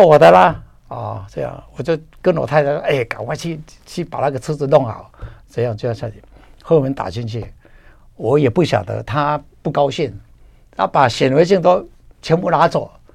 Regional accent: Taiwan; 我们台湾人叫做红条

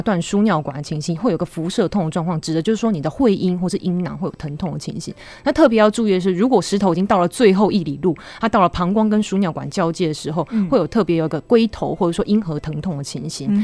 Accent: Taiwan; 我们台湾人喜欢吃的是重咸、重甜又重油的饮食

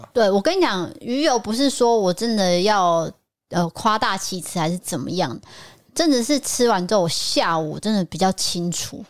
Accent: Taipei, Taiwan; moved away as an adult; also born or lived in Tainan; 我从幼稚园就是在台北

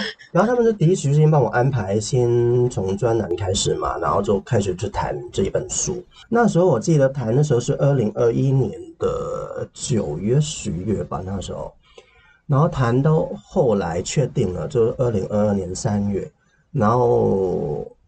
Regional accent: Hong Kong; Chinese is a second language; 我小时候经历的贫穷

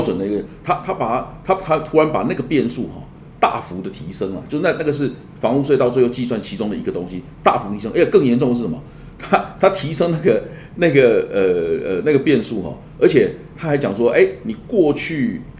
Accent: Tainan, Taiwan; 我的故乡台南市

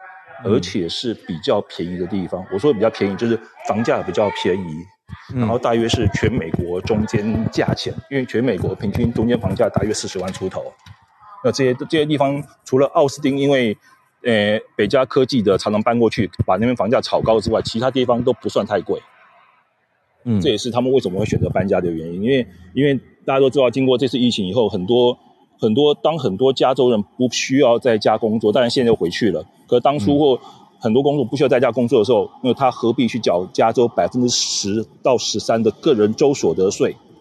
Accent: Taipei, Taiwan; now in Las Vegas, United States; 因为像我台北人嘛，

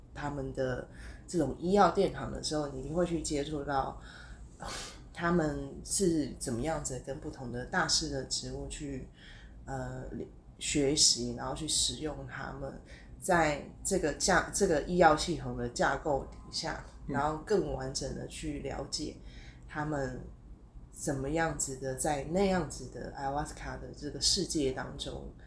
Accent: Taiwan; 在台湾啊

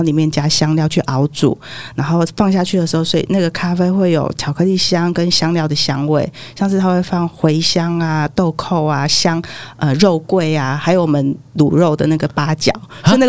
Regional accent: Taiwan; 那非常非常的甜，大概我台湾人大概吃了一一一口就差不多了

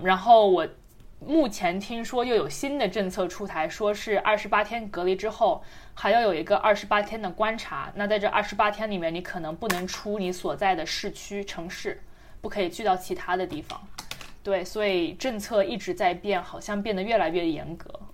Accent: China; moved away; 虽然是在中国长大的

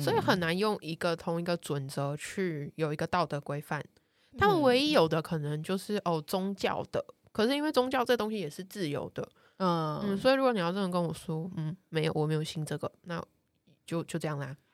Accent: Taiwan; moved away; 我小时候在台湾

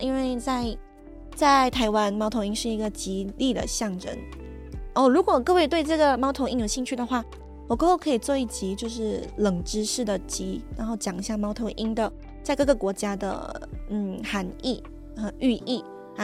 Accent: Malaysia; 就很像我这样，就是一个马来西亚人去到台湾

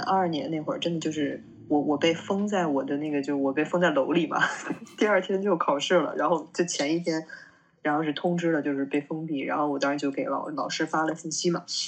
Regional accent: Beijing, China; 我，就我是北京的嘛

